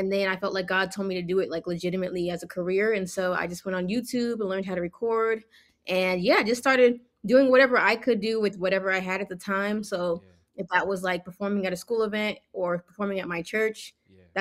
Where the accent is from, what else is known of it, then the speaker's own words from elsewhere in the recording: Nigeria; now in United States; Yeah, so Wande, well, I'm actually Nigerian, so hey, Africa, Um, we pulled up to America.